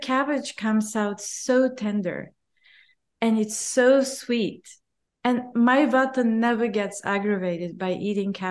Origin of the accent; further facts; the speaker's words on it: Bulgaria; I grew up in Bulgaria